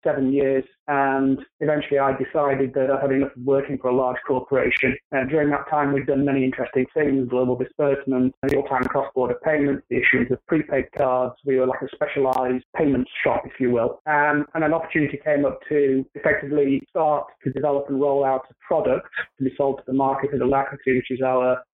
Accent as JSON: {"language": "English", "country": "United Kingdom", "moved": "as an adult", "lives_now": "United States", "said": "From my accent, you can tell that I'm not from around the New York or New Jersey area. I'm originally from the UK"}